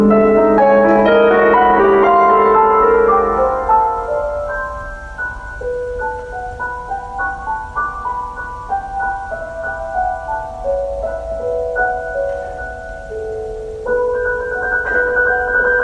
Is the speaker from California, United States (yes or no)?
no; Auburn, New York, United States; my hometown of Auburn, New York.